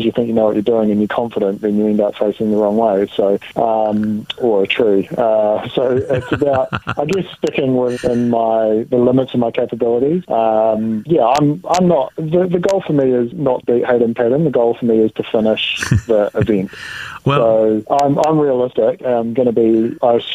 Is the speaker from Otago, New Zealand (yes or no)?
yes; Dunedin, Otago, New Zealand; moved away; my hometown in Dunedin